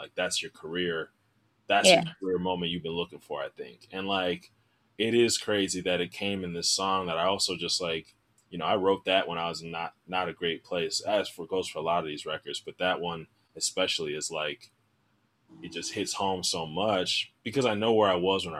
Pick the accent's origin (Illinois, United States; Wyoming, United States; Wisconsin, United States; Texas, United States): Wisconsin, United States; Milwaukee; moved away as an adult; also born or lived in Chicago; I'm from Milwaukee. I came down to Chicago for school.